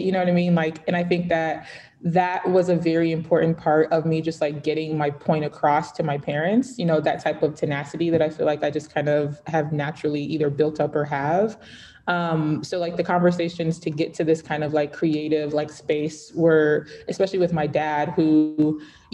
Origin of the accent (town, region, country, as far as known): Atlanta, Georgia, United States; born or raised there; also born or lived in Lagos, Nigeria